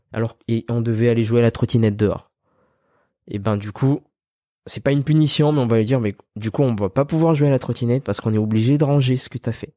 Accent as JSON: {"language": "French", "country": "Madagascar", "tie": "born or raised there", "also_born_or_lived": "France", "moved": "yes", "said": "on a grandi à Madagascar"}